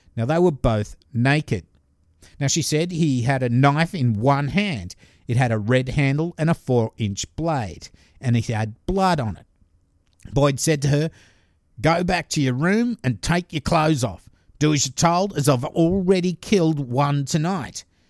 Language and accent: English; Glenfield, New South Wales, Australia; my hometown murder